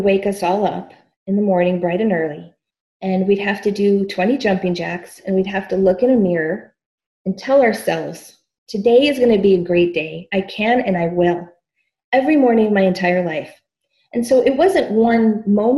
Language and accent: English; Chicago, Illinois, United States; I grew up in the south side of Chicago in a low-income neighborhood called Pilsen.